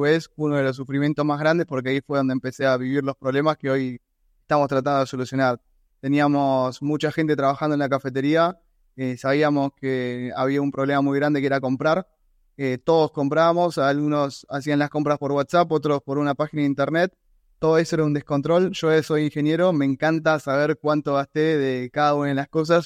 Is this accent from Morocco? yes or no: no; Argentina; soy argentino